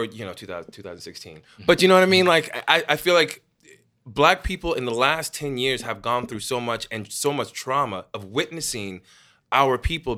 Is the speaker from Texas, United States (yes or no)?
yes; Texas, United States; I'm growing up in Texas